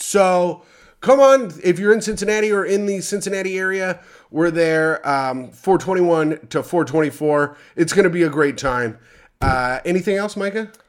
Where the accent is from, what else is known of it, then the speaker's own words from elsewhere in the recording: South Africa; I'm South African